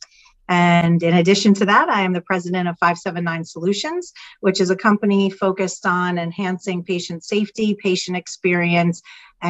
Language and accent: English; New Jersey, United States; I come from Jersey, if you can't tell by my accent